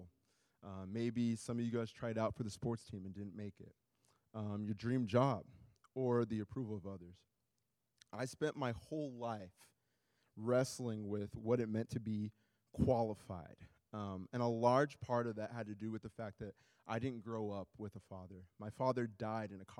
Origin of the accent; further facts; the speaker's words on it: Iowa, United States; also born or lived in Nigeria; now in Minneapolis, United States; I was born in Nigeria, raised in Iowa, and now live in Minneapolis